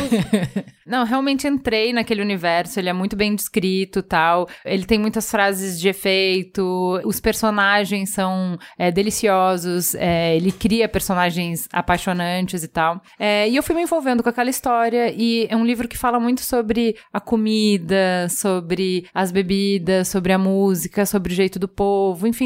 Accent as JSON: {"language": "Portuguese", "country": "Brazil", "said": "Eu sou brasileira"}